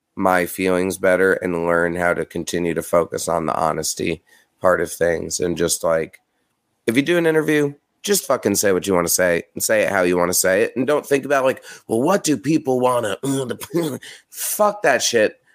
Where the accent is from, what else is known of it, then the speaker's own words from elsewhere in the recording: New York, United States; I'm from New York